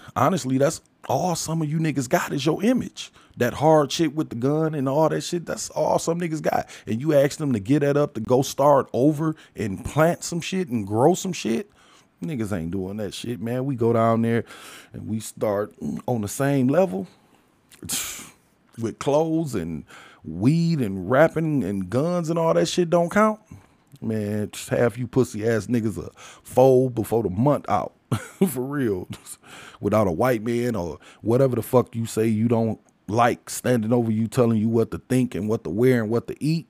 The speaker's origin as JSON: {"language": "English", "country": "United States", "said": "I'm an American and I'm African, so I'm an African American"}